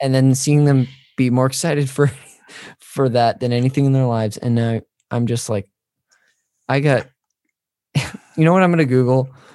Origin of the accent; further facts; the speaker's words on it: Northern California, United States; I'm from up north